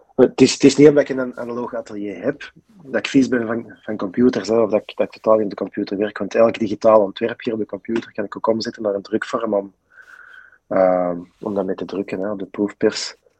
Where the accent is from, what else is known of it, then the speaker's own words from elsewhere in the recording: Deurne, Flanders, Belgium; ik ben zelf van Deurne